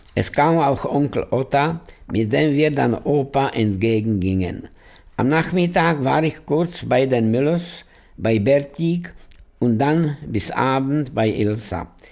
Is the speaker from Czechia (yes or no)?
yes; Prague, Czechia; ich bin in Prag geboren, in einer total assimilierten jüdischen Familie